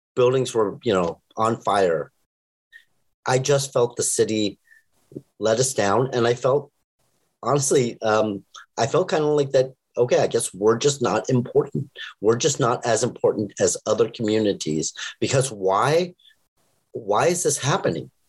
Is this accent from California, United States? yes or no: yes; Los Angeles, California, United States